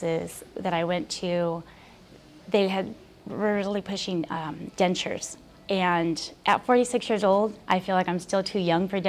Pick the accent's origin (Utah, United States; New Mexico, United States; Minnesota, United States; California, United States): California, United States; Highland; I'm from Highland, California.